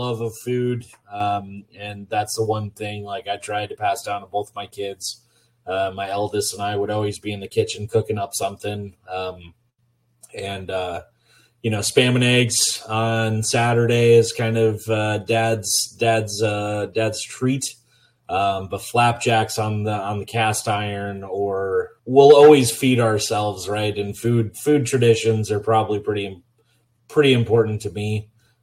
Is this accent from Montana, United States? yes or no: yes; Montana, United States; now in Oregon coast, United States; growing up in Montana